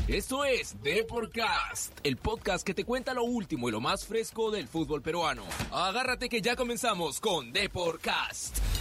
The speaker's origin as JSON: {"language": "Spanish", "country": "Venezuela", "moved": "as an adult", "lives_now": "Peru", "said": "era un jugador de nombre en mi país"}